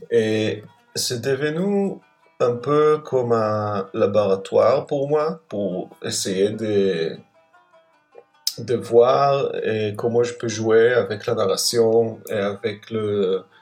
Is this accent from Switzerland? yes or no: no; Israel; je pense que quand j'ai grandi en Israël, on, cette partie était, je veux dire, la place des nationalités palestiniennes, en fait, n'était pas racontée.